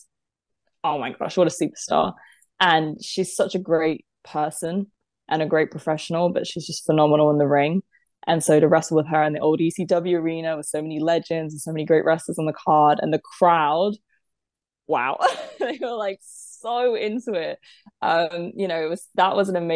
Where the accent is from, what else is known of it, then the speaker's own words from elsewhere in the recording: United Kingdom; I'm British